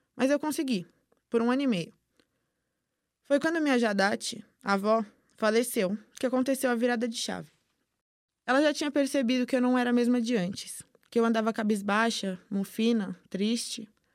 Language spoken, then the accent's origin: Portuguese; Brazil; Sou filha de pais palestinos, mas nasci e fui criada aqui no Brasil